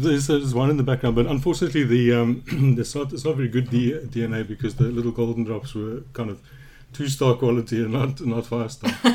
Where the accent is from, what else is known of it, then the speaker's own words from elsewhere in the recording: Johannesburg, Gauteng, South Africa; I grew up in Johannesburg